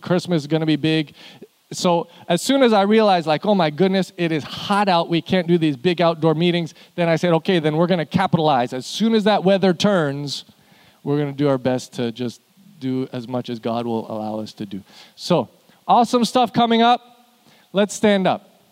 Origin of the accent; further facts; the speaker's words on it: Canada; now in Houston, United States; I'm from Canada. I don't know why we live here